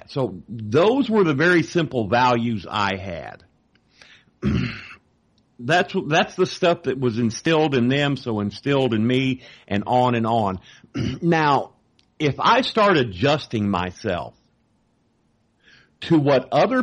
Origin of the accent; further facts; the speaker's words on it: Texas, United States; I'm from Texas